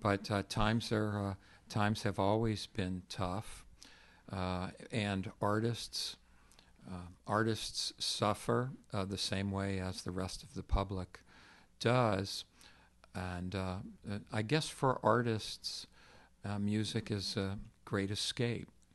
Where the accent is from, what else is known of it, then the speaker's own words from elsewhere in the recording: Texas, United States; I grew up in Texas